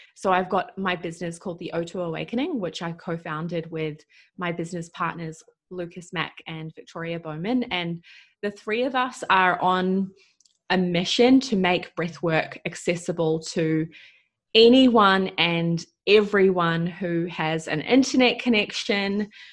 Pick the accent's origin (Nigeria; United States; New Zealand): New Zealand; moved away as an adult; I'm from New Zealand. I have been traveling around the world for the last five plus years, living a nomadic lifestyle.